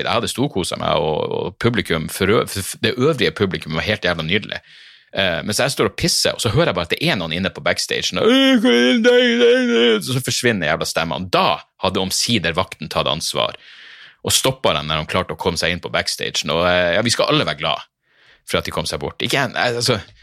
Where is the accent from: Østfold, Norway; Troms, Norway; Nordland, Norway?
Nordland, Norway; Narvik; jeg kommer fra Narvik